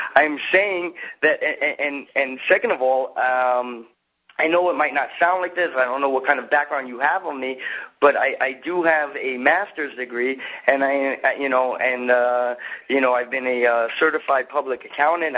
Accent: the South, United States; I grew up in the South

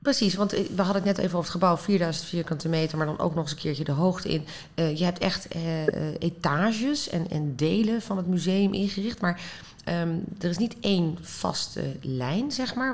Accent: Netherlands; wij zijn als Nederlanders

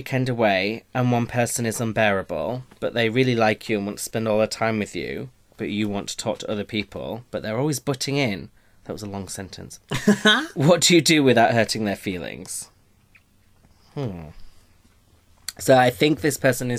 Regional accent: England, United Kingdom; we are annoying as English people

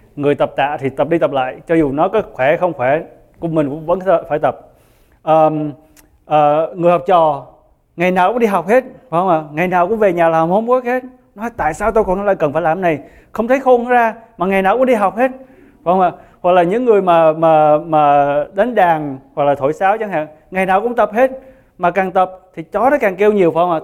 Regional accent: Vietnam; người Việt của chúng ta

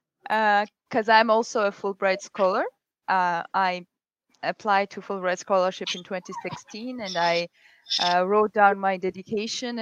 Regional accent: Georgia; my home country of Georgia

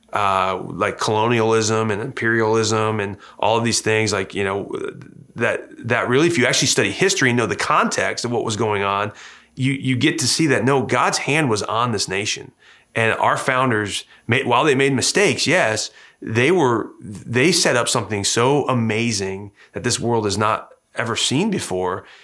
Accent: Hillsdale, Michigan, United States; moved away as an adult; also born or lived in Huntington, Indiana; now in Noblesville, United States; I grew up in Hillsdale, Michigan

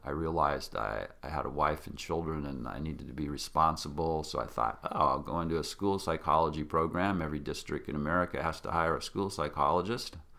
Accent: Yakima, Washington, United States; I grew up in Yakima, Washington

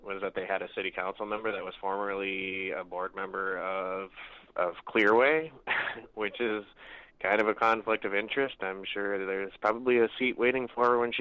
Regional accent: Beltrami County, Minnesota, United States; I'm from Beltrami County, which is way up in northern Minnesota

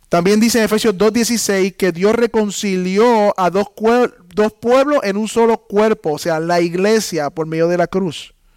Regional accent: Puerto Rico; somos puertorriqueños, entonces nos unimos la iglesia puertorriqueña

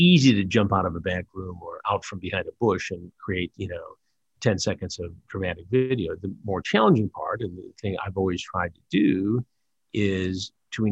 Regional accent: Detroit, Michigan, United States; I'm from Detroit

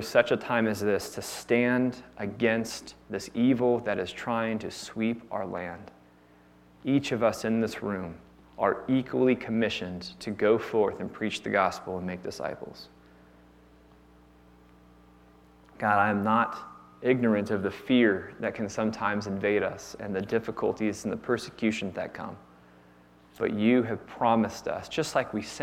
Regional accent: Northern California, United States; moved away; I'm originally from California, so don't hold that against me, okay? I'm from the good half, the northern half

